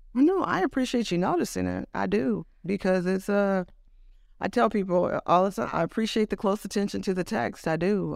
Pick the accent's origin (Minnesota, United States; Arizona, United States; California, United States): California, United States; Oakland; moved away as an adult; also born or lived in New York; now in Los Angeles, United States; I was born in Oakland. Um, I moved to, we moved to Los Angeles when I was about ten, and then I moved back to the Bay Area when I was seventeen or eighteen